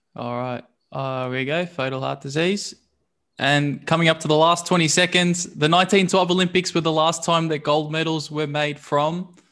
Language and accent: English; Melbourne, Victoria, Australia; I'm actually from Brunswick